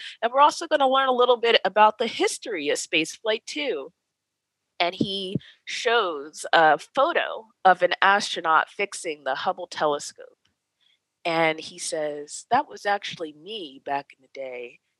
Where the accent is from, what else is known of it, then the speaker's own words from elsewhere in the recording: East Coast, United States; I'm from the East Coast.